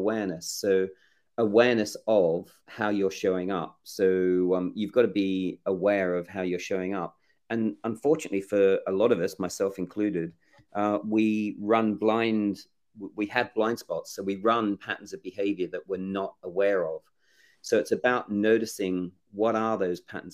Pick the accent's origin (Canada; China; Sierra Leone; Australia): Australia; also born or lived in England; I'm English born. I grew up in Australia, and I was adopted at 18 months.